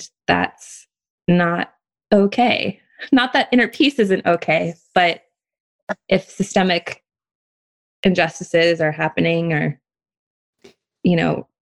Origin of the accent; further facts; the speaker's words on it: Oakland, California, United States; moved away as an adult; now in Hawaii, United States; And then I grew up in Oakland.